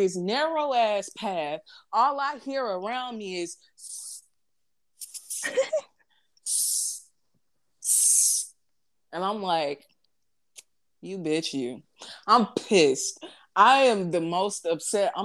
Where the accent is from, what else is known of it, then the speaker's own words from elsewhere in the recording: St. Louis, Missouri, United States; I'm from St. Louis